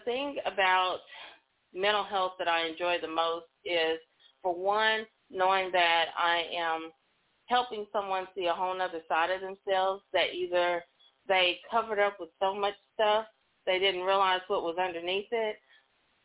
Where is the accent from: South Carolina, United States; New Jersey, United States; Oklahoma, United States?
Oklahoma, United States; also born or lived in Texas; I'm originally from Oklahoma, so I've been licensed there longest